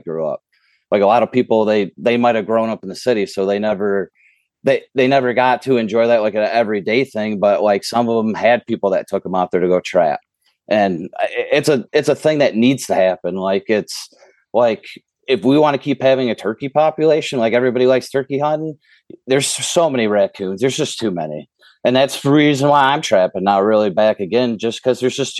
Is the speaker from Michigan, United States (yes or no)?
yes; the Thumb, Michigan, United States; I grew up in the Thumb